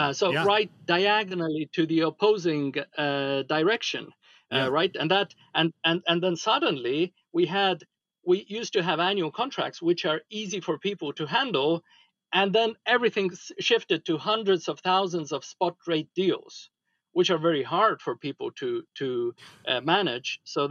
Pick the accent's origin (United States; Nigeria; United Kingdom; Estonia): Estonia; From Estonia.